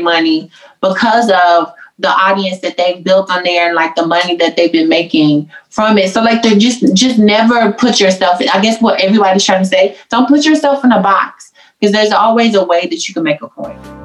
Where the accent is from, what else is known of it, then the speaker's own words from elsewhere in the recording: the South, United States; I'm from the South, so I'm very traditional